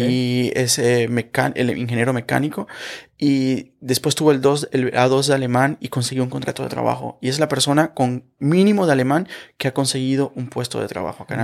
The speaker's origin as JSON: {"language": "Spanish", "country": "Venezuela", "moved": "as an adult", "lives_now": "Germany", "said": "yo soy abogado venezolano, yo estudié Derecho"}